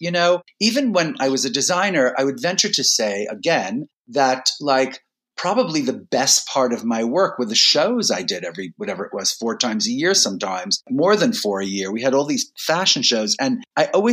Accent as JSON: {"language": "English", "town": "New York City", "region": "New York", "country": "United States", "tie": "born or raised there", "said": "I was born and raised in New York City, in Brooklyn"}